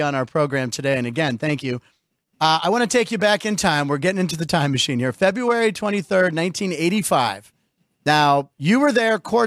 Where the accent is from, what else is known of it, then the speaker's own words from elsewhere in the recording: Pittsburgh, Pennsylvania, United States; also born or lived in Los Angeles; I was born in Pittsburgh, and then we moved to LA in the mid 70s for about 5 years.